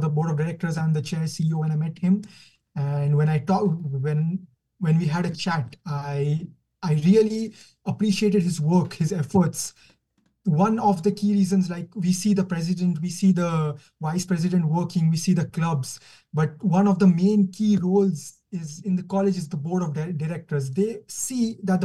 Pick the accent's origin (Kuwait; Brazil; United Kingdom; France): Kuwait; moved away as an adult; now in Canada; I'm from Kuwait. I'm born in Kuwait, born and brought up in Kuwait.